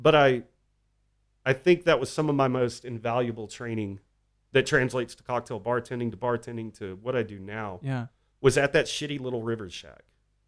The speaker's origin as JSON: {"language": "English", "town": "Fairhope", "region": "Alabama", "country": "United States", "tie": "born or raised there", "moved": "yes", "lives_now": "Austin, United States", "said": "he's from my hometown of Fairhope, Alabama."}